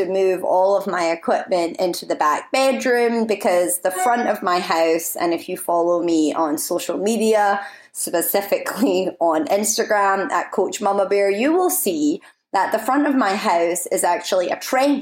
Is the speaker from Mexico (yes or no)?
no; Scotland, United Kingdom; now in United States; I've been in Scotland, so if you're wondering why my accent is possibly, potentially, maybe a little bit stronger than previous episodes, it's because I've been around my family for the last month.